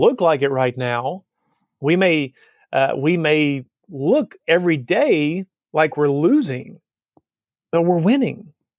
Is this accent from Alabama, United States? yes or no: yes; Alabama, United States; Growing up in Alabama